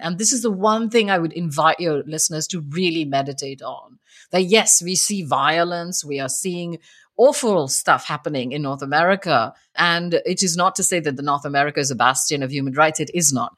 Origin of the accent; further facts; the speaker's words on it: India; moved away; as a queer person growing up in India and having moved here